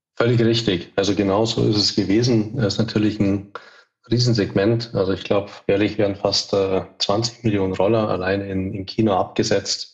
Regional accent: Munich, Bavaria, Germany; moved away; bin ursprünglich aus München, lebe heute auch wieder

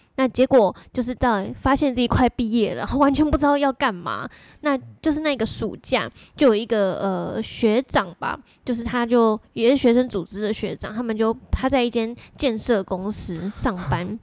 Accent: Pingtung County, Taiwan; 我也是南部， 我， 我屏东人啊

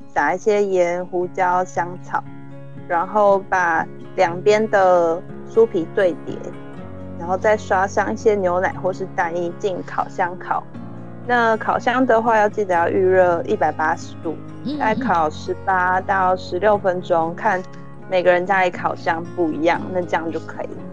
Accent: Hualien, Hualien County, Taiwan; moved away as an adult; now in Netherlands; 我自己是也算是个乡间小孩，那我是花莲人

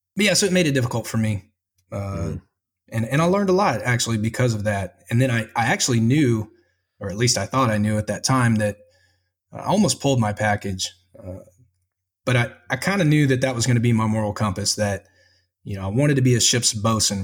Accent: Spring, Texas, United States; moved away; I'm from Spring, Texas. Uh, kind of had a a rough childhood

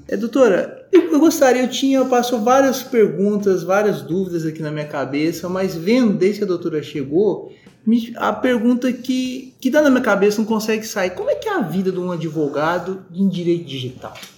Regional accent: Uberlândia, Minas Gerais, Brazil; hoje falo da minha terra natal, Uberlândia, Minas Gerais

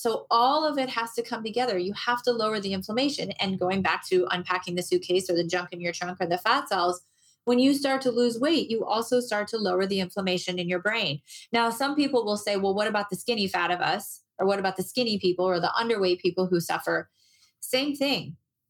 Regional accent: Moline, Illinois, United States; now in Arizona, United States; I moved to Arizona. So I grew up in the Midwest. I grew up in Moline, Illinois, and I felt just like everybody else feels there about mid-February.

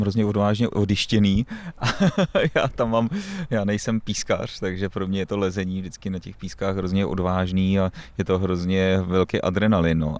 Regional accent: Plzeň, Plzeň Region, Czechia; já jsem z Plzně

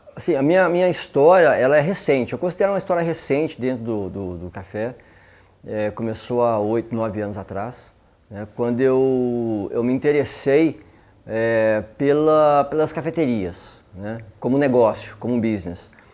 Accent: Belo Horizonte, Minas Gerais, Brazil; now in Campinas, Brazil; eu sou mineiro, eu sou de Belo Horizonte, eu estou morando em Campinas, eu moro em Campinas há 20 anos

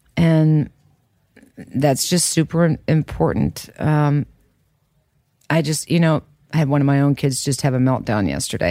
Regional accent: Kansas, United States; growing up in Kansas

